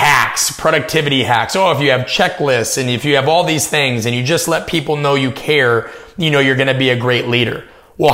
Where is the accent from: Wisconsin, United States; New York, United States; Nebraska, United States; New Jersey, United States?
Nebraska, United States; Omaha; I'm from Omaha, Nebraska. I grew up in the suburbs.